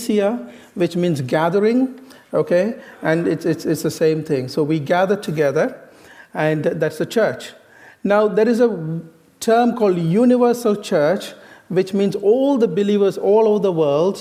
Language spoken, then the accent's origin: English; India; moved away; I originally came from the east to the west. I come from India.